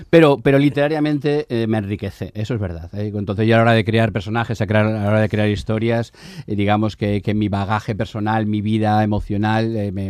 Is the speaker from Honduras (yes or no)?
no; Basque Country, Spain; Evidentemente soy un vasco, hijo de zamoranos, que he vivido en toda España, que tengo una hija muy sevillana, eh, aunque haya nacido